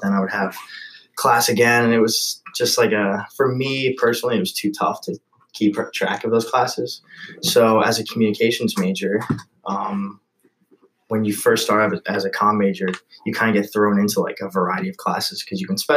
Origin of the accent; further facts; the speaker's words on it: Eastchester, New York, United States; I grew up in East Chester, so I'm a Westchester boy.